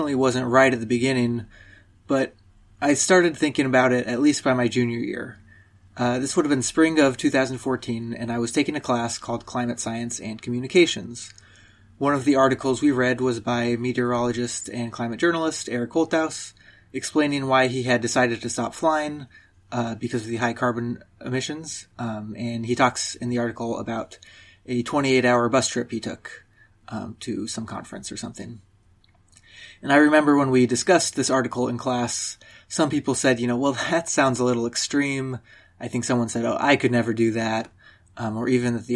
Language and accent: English; Southern California, United States; moved away as an adult; also born or lived in Princeton, New Jersey; I grew up in Southern California